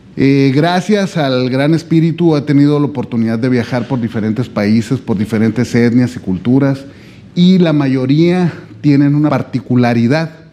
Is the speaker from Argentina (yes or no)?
no; Mexico; yo vengo desde México